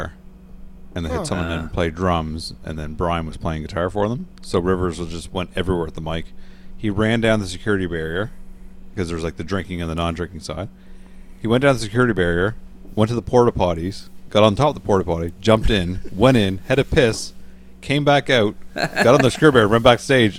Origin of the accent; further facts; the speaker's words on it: Canada; my hometown of 15,000 people